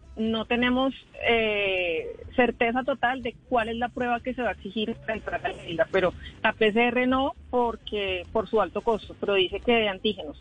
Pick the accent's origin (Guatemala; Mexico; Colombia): Colombia; San Andrés, San Andrés, Providencia and Santa Catalina; nosotros los que somos de San Andrés, los raizales